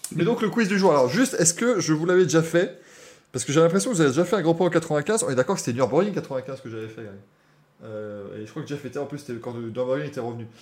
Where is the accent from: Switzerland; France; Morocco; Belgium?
Belgium